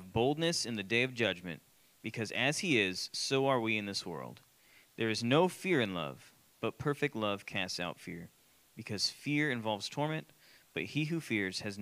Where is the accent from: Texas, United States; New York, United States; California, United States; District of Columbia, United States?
Texas, United States; Austin; I grew up in Austin.